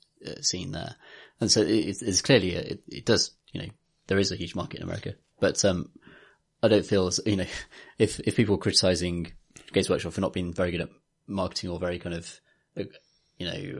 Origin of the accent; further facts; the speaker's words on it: Birmingham, West Midlands, United Kingdom; moved away; I'm from Birmingham.